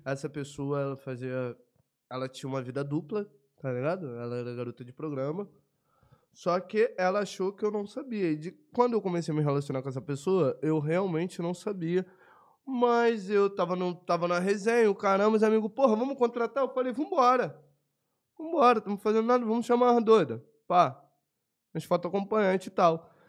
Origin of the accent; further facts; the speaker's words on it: Brazil; Sou brasileiro